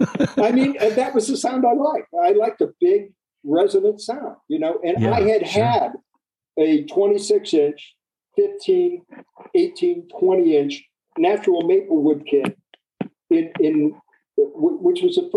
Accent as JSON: {"language": "English", "region": "Midwest", "country": "United States", "said": "He's from the Midwest. I'm from the Midwest."}